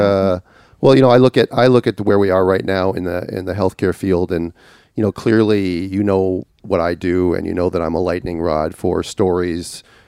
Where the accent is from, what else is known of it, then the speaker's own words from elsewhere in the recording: Minneapolis, Minnesota, United States; Minneapolis, which happens to be my hometown